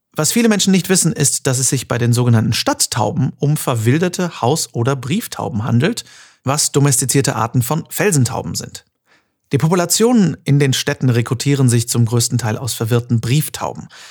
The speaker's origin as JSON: {"language": "German", "region": "North Rhine-Westphalia", "country": "Germany", "also_born_or_lived": "Cologne", "moved": "yes", "lives_now": "Düsseldorf, Germany", "said": "Ich bin Westfale"}